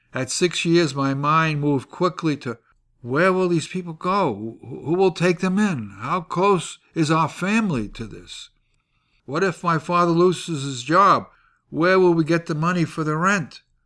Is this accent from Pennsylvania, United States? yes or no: no; New York City, New York, United States; moved away as an adult; also born or lived in Ohio; I grew up in the Yorkville area of the nineteen thirties